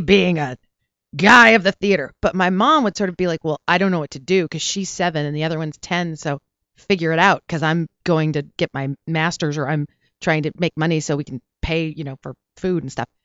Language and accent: English; Porterville, California, United States; also born or lived in Pasadena, California / Cerritos, California / Long Beach, California; now in Los Angeles, United States; I was born in Pasadena, And then I was raised in Porterville, California, which is in the Central Valley.